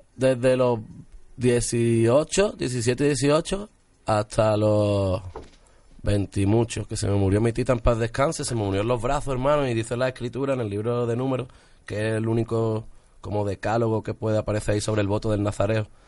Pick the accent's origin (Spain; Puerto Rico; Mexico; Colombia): Spain; Málaga, Andalusia; lo grababa todo en Sevilla, yo soy de Málaga